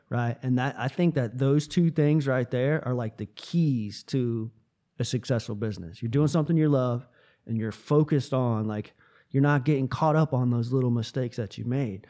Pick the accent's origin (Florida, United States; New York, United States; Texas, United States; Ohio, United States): Florida, United States; Tampa; moved away as an adult; also born or lived in western North Carolina; now in North Carolina, United States; I'm from Tampa, Florida